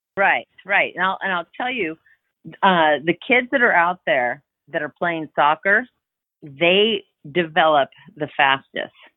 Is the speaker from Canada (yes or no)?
yes; Canada; moved away as an adult; also born or lived in Crestview Hills, Kentucky; now in Louisville, United States; we were in Canada for a while. I'm Canadian.